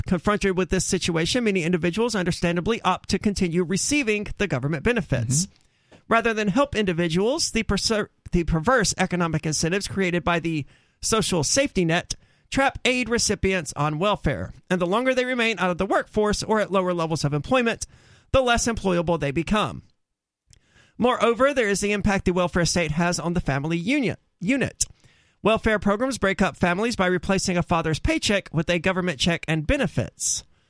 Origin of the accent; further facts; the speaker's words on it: North Carolina, United States; In my home state of North Carolina...